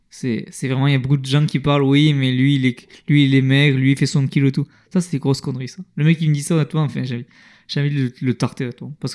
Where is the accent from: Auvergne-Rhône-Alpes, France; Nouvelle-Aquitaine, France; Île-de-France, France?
Île-de-France, France; Bondy; Moi, je viens de Bondi, et Bondi, il y a des mecs qui font 100 kilos